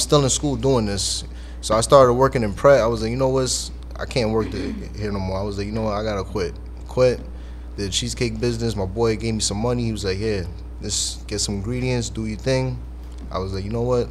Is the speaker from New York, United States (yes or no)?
yes; New York City, New York, United States; I'm from the Bronx